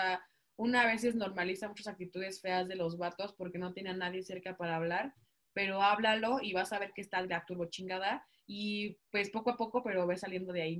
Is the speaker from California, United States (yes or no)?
yes; California, United States; Es que somos gringas. Mari, somos de California, arriba Coachella.